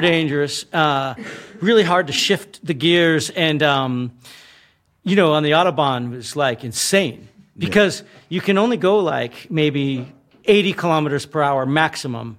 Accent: United States; we grew up with this thing of communism mm. in America

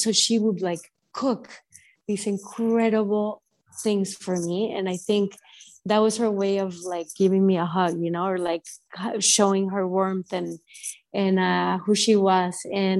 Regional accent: Mexico City, Mexico; moved away as an adult; also born or lived in San Antonio, Texas / Miami; now in Brooklyn, United States; I'm grew up in Mexico City, but at this point I feel same as, like, you know, Mexican as I am a New Yorker.

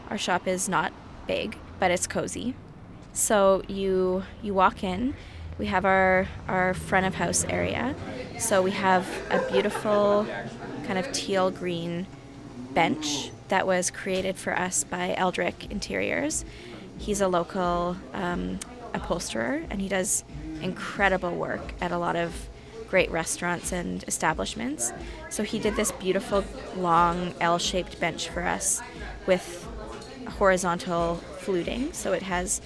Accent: Calgary, Alberta, Canada; moved away as an adult; now in Edmonton, Canada; I grew up in Calgary, so I'm very familiar with living in a cold weather city.

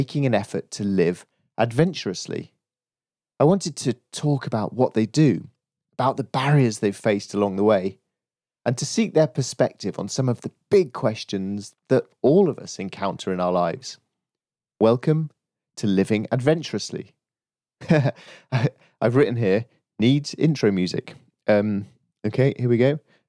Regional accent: Yorkshire and the Humber, United Kingdom; now in South of England, United Kingdom; I grew up in Yorkshire, but I live down south

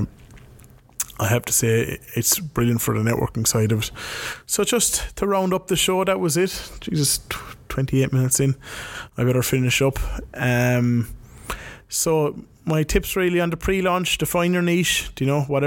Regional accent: Ireland; moved away; my hometown, back in Ireland

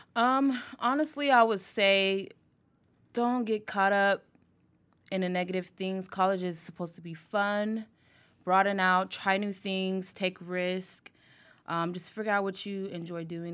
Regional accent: Columbus, Ohio, United States; also born or lived in Youngstown, Ohio; I'm from Columbus, Ohio

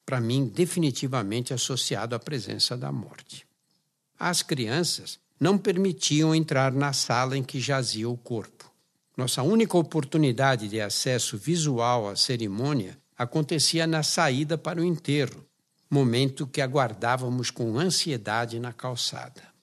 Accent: São Paulo, Brazil; Pessoalmente, fui marcado pela conotação dramática da morte em minha infância no Brás, habitado por imigrantes oriundos de pequenas aldeias da Itália, de Portugal e Espanha que vinham atrás de trabalho nas fábricas do bairro de São Paulo.

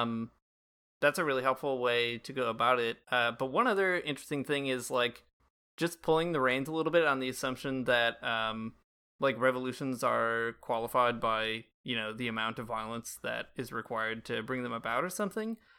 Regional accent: United States; now in Toronto, Canada; being Catholic in Canada as an American citizen

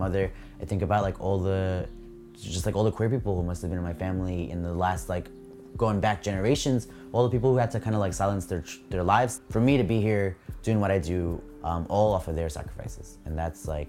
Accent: New York City, New York, United States; I'm 25 years old, born in Brooklyn, and I'm an illustrator.

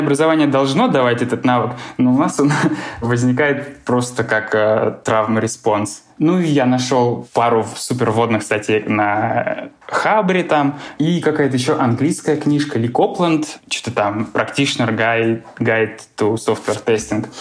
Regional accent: Voronezh, Voronezh Oblast, Russia; moved away; И еще я из Воронежа. У нас в Воронеже такой

